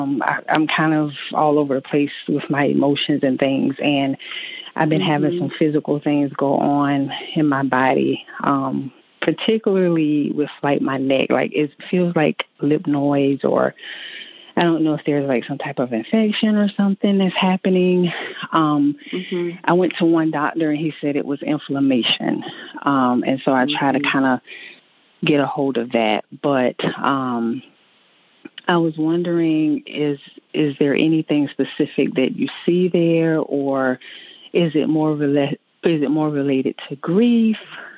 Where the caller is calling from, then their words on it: South Carolina, United States; I'm actually in South Carolina.